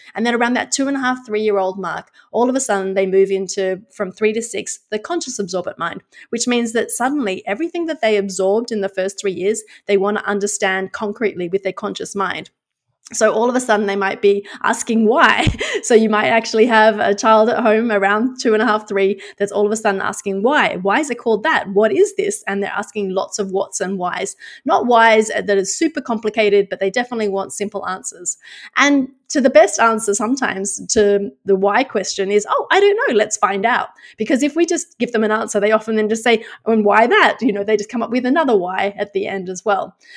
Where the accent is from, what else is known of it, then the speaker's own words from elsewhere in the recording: Australia; moved away as an adult; now in Netherlands; I'm actually Australian but live in the Netherlands.